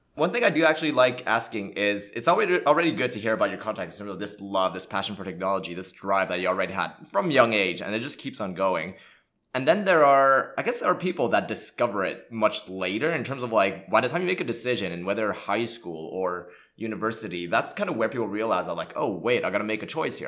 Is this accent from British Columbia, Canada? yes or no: no; Montreal, Quebec, Canada; English is a second language; I grew up in Montreal, Canada